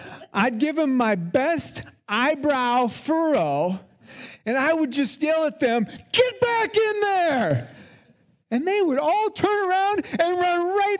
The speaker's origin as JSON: {"language": "English", "region": "South Dakota", "country": "United States", "tie": "born or raised there", "said": "I had some experience with sheep growing up in South Dakota. We didn't have a lot of sheep on our farm."}